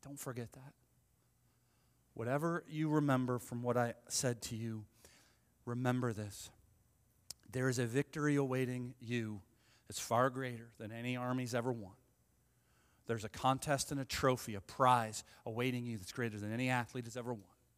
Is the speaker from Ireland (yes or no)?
yes; Ireland; I'm Irish